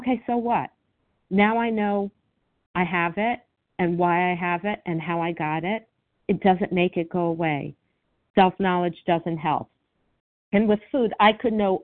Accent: Miami, Florida, United States; I grew up in Miami

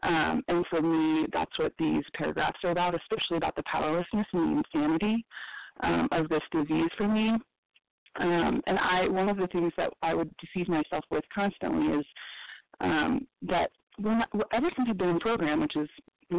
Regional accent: Colorado, United States; This is …, and I'm from Colorado.

